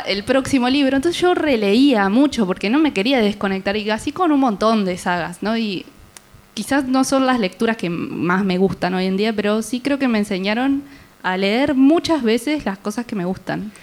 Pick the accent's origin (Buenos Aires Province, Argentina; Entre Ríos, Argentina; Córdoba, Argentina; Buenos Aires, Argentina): Entre Ríos, Argentina; Concordia; moved away as an adult; now in Rosario, Argentina; en Concordia, que soy de ahí